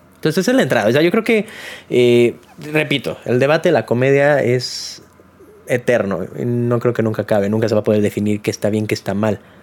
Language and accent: Spanish; Mexico; uno como mexicano